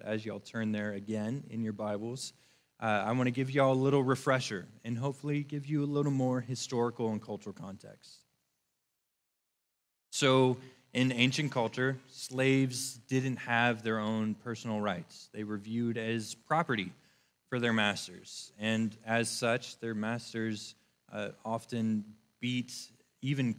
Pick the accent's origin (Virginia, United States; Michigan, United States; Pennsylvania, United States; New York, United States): Virginia, United States; Northern; I am from Northern Virginia